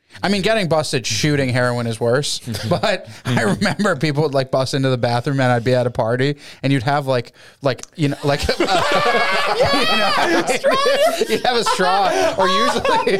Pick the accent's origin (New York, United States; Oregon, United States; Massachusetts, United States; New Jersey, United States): Massachusetts, United States; born or raised there; now in Austin, United States